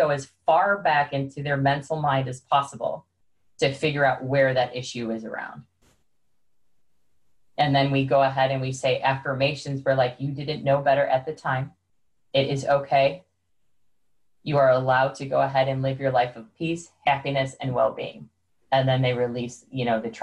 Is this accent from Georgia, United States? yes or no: no; Chicago, Illinois, United States; I'm from Chicago, so we talk very fast